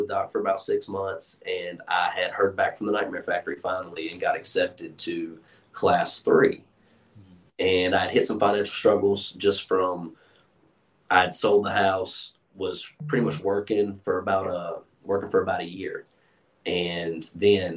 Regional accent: Charlotte, North Carolina, United States; I'm from Charlotte

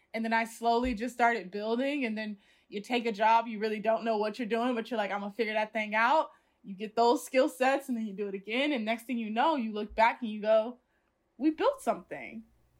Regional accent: Indiana, United States; also born or lived in Chicago / Los Angeles; I was like commuting from Indiana to Chicago every day to go to art school

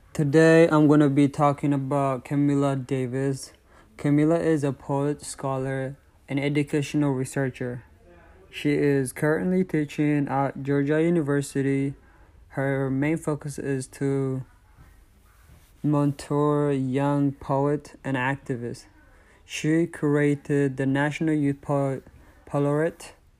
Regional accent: Eritrea; moved away; I was born in Eritrea

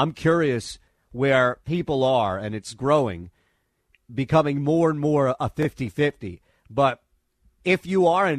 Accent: Bronx, New York, United States; also born or lived in Southern Connecticut; We're from the same state and really the same region. He's from Long Island. I'm originally from the Bronx and then moved to Southern Connecticut.

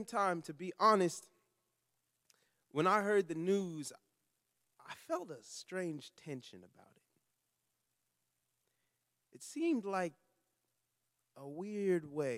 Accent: Long Beach, California, United States; I'm from Long Beach, California

